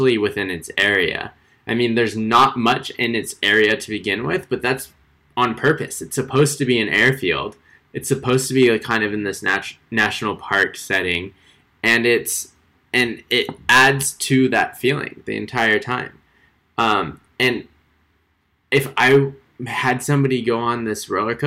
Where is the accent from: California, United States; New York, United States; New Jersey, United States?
California, United States; Bay Area; growing up in the Bay Area my entire life